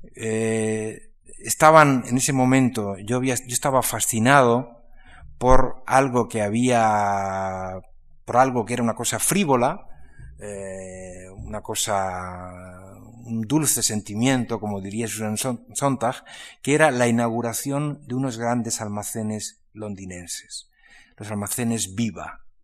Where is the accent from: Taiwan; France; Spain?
Spain; se presentaba como español